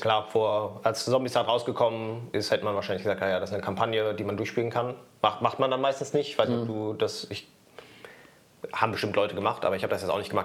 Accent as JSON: {"language": "German", "country": "Germany", "said": "als Deutscher"}